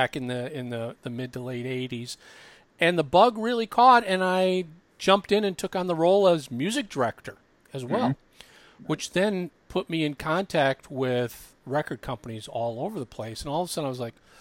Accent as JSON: {"language": "English", "region": "Minnesota", "country": "United States", "tie": "born or raised there", "also_born_or_lived": "Chicago / San Francisco", "moved": "yes", "said": "I grew up in Minnesota"}